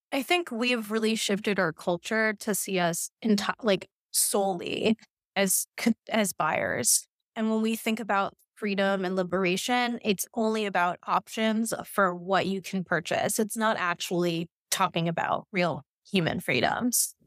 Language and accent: English; New York City, New York, United States; also born or lived in Kansas City / Vietnam; now in Miami, United States; where I grew up in New York